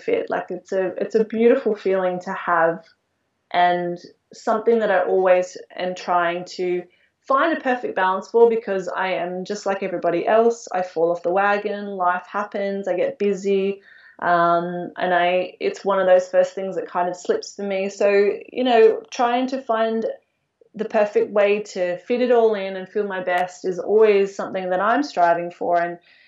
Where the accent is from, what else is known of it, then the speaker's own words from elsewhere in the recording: Australia; moved away as an adult; now in Budapest, Hungary; Growing up in Australia, we're very, or at least we were in my generation, a very sporty nation